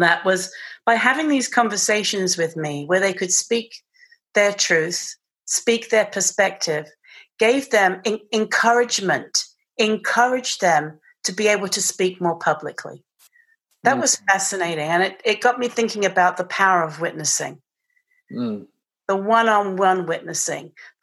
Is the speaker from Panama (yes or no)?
no; England, United Kingdom; accent: British; moved away; I have this British accent